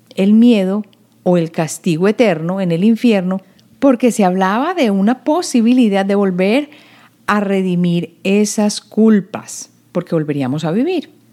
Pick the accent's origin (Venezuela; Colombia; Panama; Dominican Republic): Colombia; now in United States; En la época en que yo crecí en Colombia, había unión de estado e iglesia